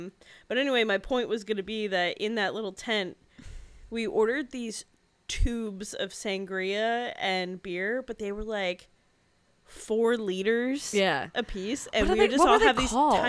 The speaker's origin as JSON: {"language": "English", "country": "United States"}